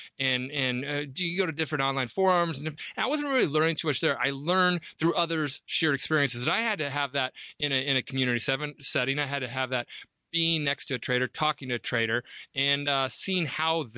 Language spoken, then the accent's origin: English; Nebraska, United States; I'm from Nebraska, so you know, this country kid that always wanted to trade